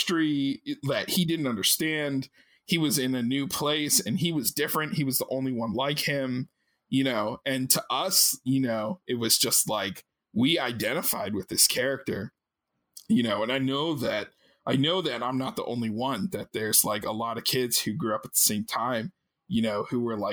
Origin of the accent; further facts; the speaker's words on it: Maryland, United States; I grew up in Maryland and I lived maybe like 30 minutes from Baltimore